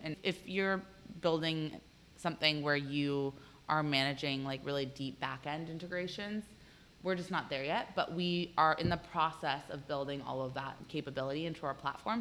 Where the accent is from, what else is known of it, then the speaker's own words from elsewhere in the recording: Arlington, Virginia, United States; I, am actually from here. I grew up in Arlington.